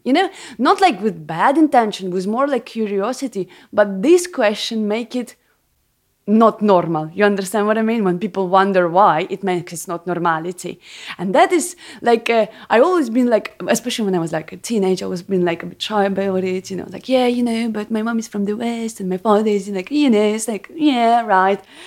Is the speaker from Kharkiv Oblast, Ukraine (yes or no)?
yes; Kharkiv, Kharkiv Oblast, Ukraine; first language Ukrainian; English is a second language; moved away; also born or lived in Lviv; I was born on the east. It's the city called Kharkiv.